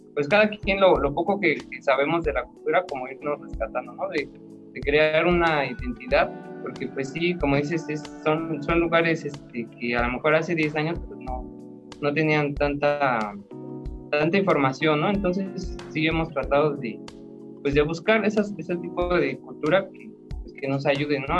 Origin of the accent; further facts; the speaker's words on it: Coacalco, State of Mexico, Mexico; yo soy de aquí de Coacalco también